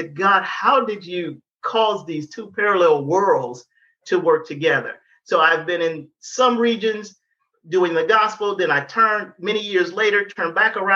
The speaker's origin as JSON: {"language": "English", "town": "Detroit", "region": "Michigan", "country": "United States", "tie": "born or raised there", "said": "I'm from Detroit"}